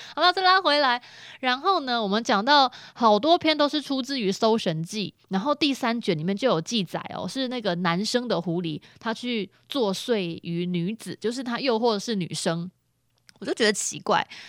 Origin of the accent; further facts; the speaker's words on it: Taiwan; 在我们嘉义